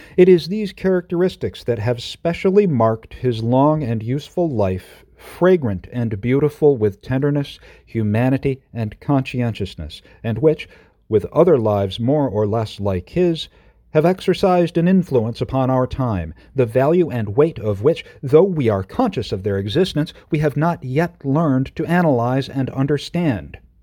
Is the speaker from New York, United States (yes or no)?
yes; Oneida, New York, United States; the Oneida Dispatch. My hometown rag.